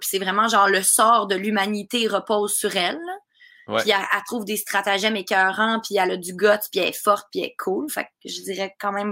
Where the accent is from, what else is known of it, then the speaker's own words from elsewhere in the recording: Russia; accent: Russian; French is a second language; avec mon accent russe.